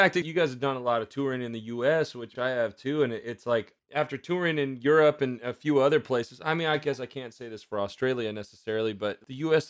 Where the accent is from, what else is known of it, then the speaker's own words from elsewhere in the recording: Marysville, Washington, United States; I'm from Marysville.